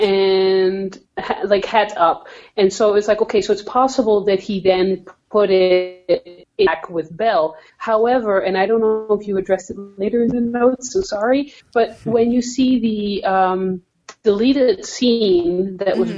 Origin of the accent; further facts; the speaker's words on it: Netherlands; now in Canada; I'm from the Netherlands